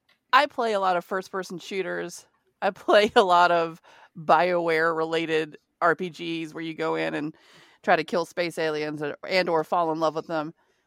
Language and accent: English; the South, United States; I'm from the South. I know farmers. I grew up on a horse ranch.